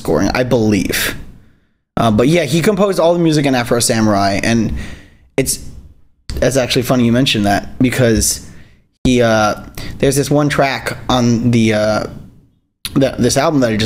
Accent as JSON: {"language": "English", "region": "Hawaii", "country": "United States", "tie": "born or raised there", "said": "I grew up in Hawaii, where it's, you know, in the 80s every single day of the year."}